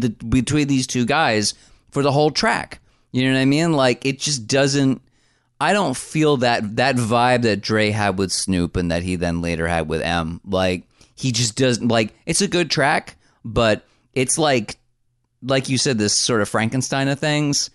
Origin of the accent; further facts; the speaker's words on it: New Jersey, United States; I was born in the great state of New Jersey